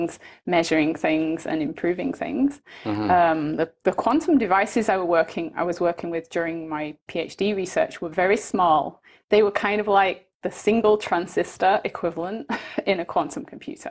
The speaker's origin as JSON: {"language": "English", "town": "Manchester", "region": "North West England", "country": "United Kingdom", "also_born_or_lived": "Birmingham", "moved": "as an adult", "lives_now": "Canada", "said": "I'm originally from Manchester, and I went to school in Birmingham."}